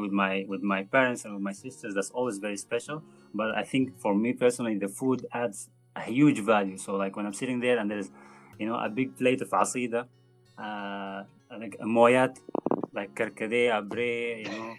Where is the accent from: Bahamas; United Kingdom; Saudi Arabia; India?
Saudi Arabia; also born or lived in Sudan; now in Spain; I grew up in Saudi Arabia